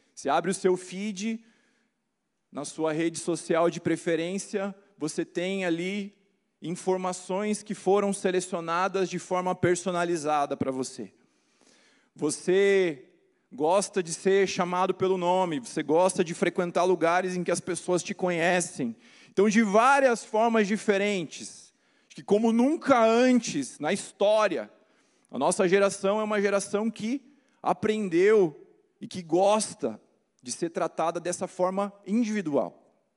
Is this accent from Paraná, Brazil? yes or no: yes; Curitiba, Paraná, Brazil; Eu sou de Curitiba